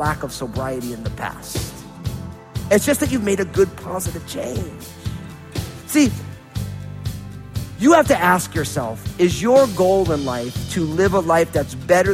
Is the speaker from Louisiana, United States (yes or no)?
no; New Jersey, United States; growing up in New Jersey in a kind of a non-spiritual family